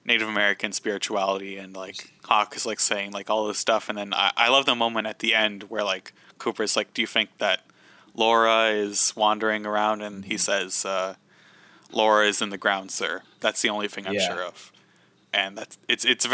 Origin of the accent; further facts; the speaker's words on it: Canada; I noticed as a Canadian